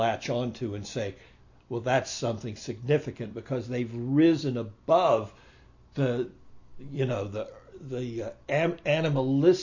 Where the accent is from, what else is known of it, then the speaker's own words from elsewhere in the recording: United States; moved away; I came from America, and I was born in a Malecha family, and I grew up as a meat eater